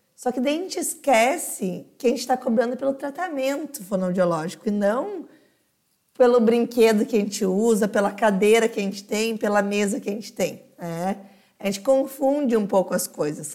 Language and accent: Portuguese; Novo Hamburgo, Rio Grande do Sul, Brazil; eu sou de Novo Hamburgo